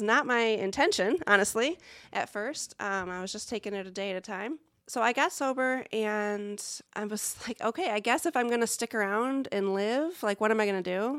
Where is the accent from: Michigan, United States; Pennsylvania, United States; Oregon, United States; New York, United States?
Michigan, United States; Lake Odessa; now in Muncie, United States; I grew up in a tiny little town, much smaller than Muncie, called Lake Odessa.